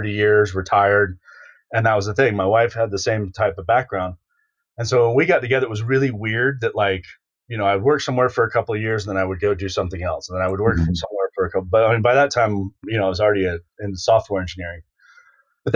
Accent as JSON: {"language": "English", "town": "Jacksonville", "region": "Florida", "country": "United States", "moved": "yes", "said": "I came from Jacksonville, Florida"}